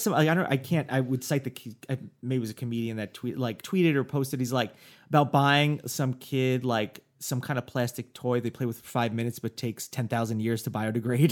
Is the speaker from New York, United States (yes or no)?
yes; New York, United States; now in Los Angeles, United States; growing up in New York